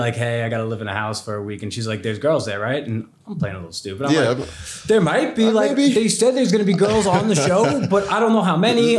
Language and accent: English; New York City, New York, United States; I'm from Staten Island, New York.